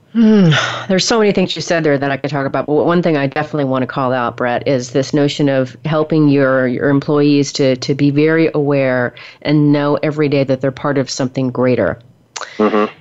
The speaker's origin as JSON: {"language": "English", "area": "the Northwest", "region": "Pacific Northwest", "country": "United States", "moved": "as an adult", "lives_now": "Texas, United States", "said": "I've only been in Texas for 15 years. I'm from the Northwest originally"}